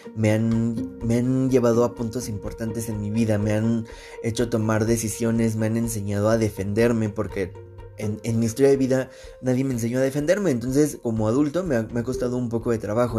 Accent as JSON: {"language": "Spanish", "country": "Mexico", "said": "nosotros eh, como mexicanos"}